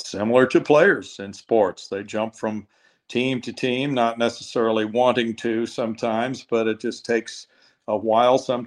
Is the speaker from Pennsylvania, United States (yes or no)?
no; Missouri, United States; now in Texas, United States; I was growing up in Missouri then